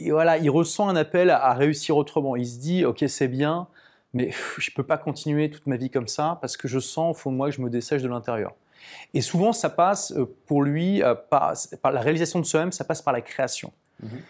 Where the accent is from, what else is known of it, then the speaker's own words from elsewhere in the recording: Lille, Hauts-de-France, France; now in London, United Kingdom; je suis de Lille